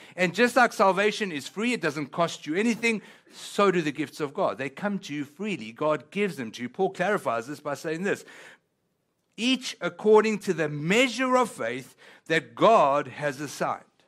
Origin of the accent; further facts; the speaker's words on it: South Africa; first language Italian; English is a second language; now in Texas, United States; I come from a place called South Africa. But that being said, even though I was born in South Africa